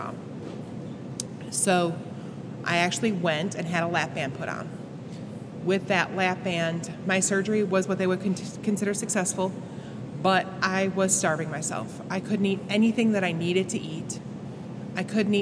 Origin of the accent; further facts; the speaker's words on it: a little town outside of Buffalo, New York, United States; I grew up in New York, a little town outside of Buffalo.